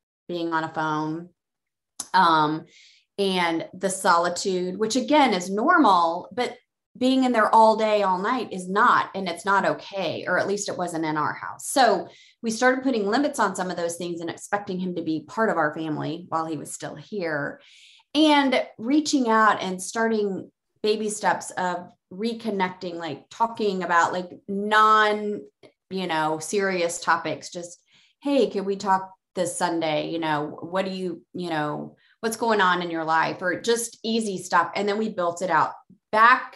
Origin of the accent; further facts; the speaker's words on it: Columbia, Missouri, United States; my hometown, which is Columbia, Missouri